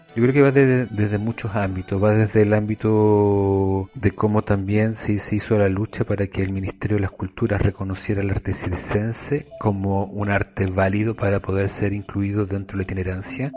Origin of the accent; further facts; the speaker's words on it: Rancagua, O'Higgins, Chile; Yo soy de Rancagua y siempre era un hito cuando llegaba un circo a mi ciudad